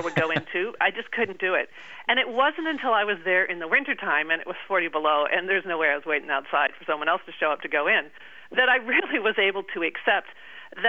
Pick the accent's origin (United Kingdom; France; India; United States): United States